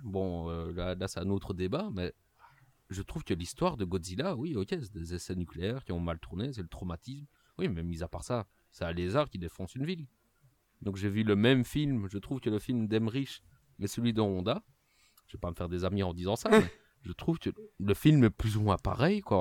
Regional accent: Liège, Wallonia, Belgium; accent: Liégeois; mon accent liégeois pour bien montrer que je suis belge

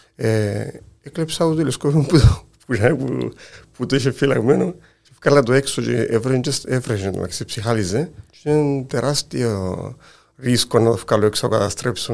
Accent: Kiti, Larnaca District, Cyprus; κατάγομαι από το Κίτιν

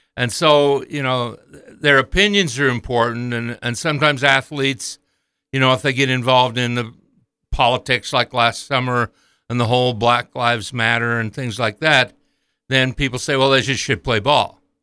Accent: Montpelier, Idaho, United States; as a young man growing up in Idaho in the forties and fifties

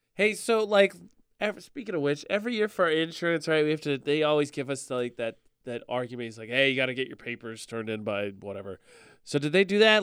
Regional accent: Lafayette, Indiana, United States; born or raised there; moved away

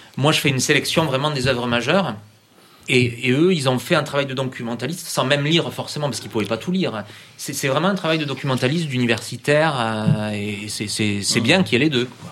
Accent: France; je suis français

